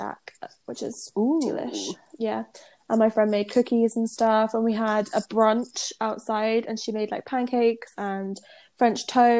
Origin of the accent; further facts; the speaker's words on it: United Kingdom; moved away; because I'm British.